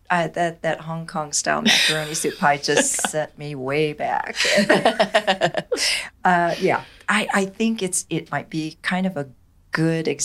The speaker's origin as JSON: {"language": "English", "region": "Michigan", "country": "United States", "said": "I, I hail from Michigan"}